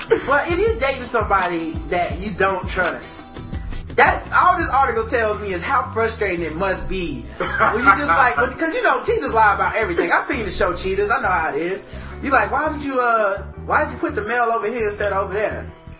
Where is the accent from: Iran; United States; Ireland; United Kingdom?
United States; the South; I know I'm from the South, so it sounds like blind, but blonde.